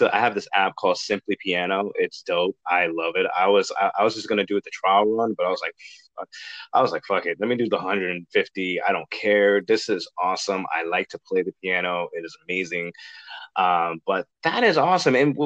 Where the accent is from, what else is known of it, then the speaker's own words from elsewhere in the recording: Boston, Massachusetts, United States; Boston, my hometown where I grew up. Wasn't born there, but I grew up there